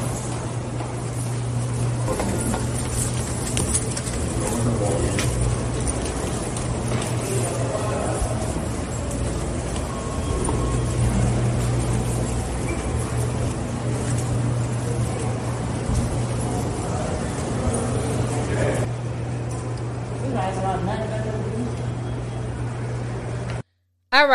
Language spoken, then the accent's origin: English; New York City, New York, United States; accent: Harlem / New York; in my Harlem accent